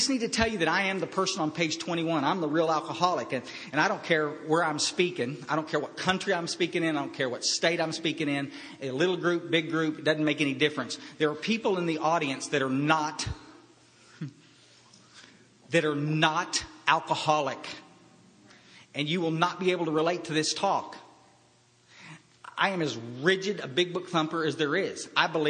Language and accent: English; Kerrville, Texas, United States; I was raised up in Central Texas in Kerrville, Texas, in a small little town, and it's where I'm living back there now